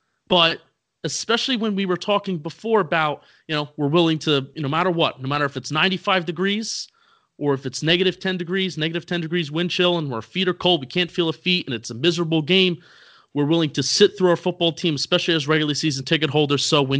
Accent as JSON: {"language": "English", "country": "United States", "accent": "Jersey / New York", "said": "did you hear my Jersey accent, my New York accent"}